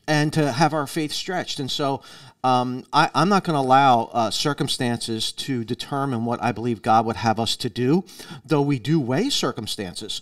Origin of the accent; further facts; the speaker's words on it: United States; as American Christians